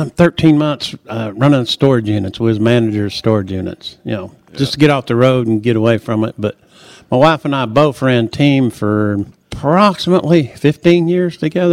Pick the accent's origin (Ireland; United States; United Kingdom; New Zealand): United States; Oklahoma; moved away as an adult; also born or lived in Missouri / Texas; now in Haysville, Kansas, United States; I am from Hayesville, Kansas. Been living there about 24 years now. Actually raised in Oklahoma. Went to high school in Oklahoma. Lived in Missouri a little bit in Texas, but we ended up in Hayesville, Kansas.